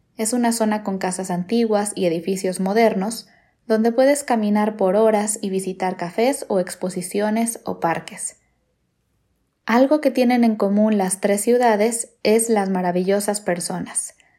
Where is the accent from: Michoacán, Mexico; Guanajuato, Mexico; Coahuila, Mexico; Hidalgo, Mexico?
Michoacán, Mexico; Morelia; moved away; Yo nací en Morelia, una hermosa ciudad en el estado de Michoacán.